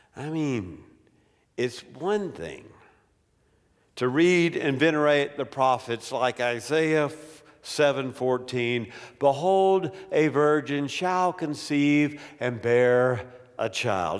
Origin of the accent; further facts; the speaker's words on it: Greenville, South Carolina, United States; moved away; I'm from the foothills of South Carolina